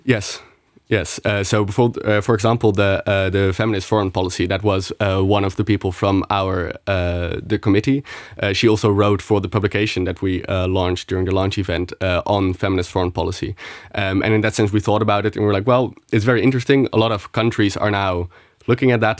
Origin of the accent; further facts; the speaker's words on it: Netherlands; moved away as an adult; now in Luxembourg; I'm from the Netherlands